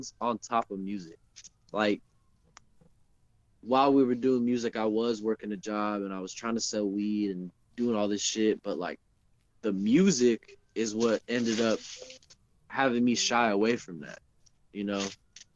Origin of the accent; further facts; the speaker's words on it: Charlotte, North Carolina, United States; moved away; I probably would have never left Charlotte the first time, for sure. I would have never left my hometown.